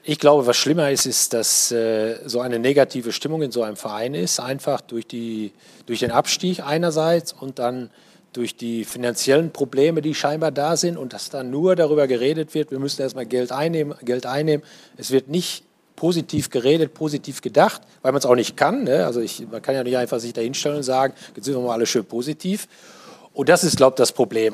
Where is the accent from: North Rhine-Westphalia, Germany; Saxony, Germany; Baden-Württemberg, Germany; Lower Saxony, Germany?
North Rhine-Westphalia, Germany; Paderborn; ich komme aus Paderborn